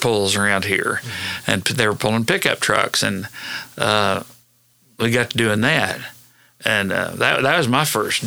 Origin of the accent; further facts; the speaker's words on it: Hennessey, Oklahoma, United States; I went to school and grew up in Hennessy.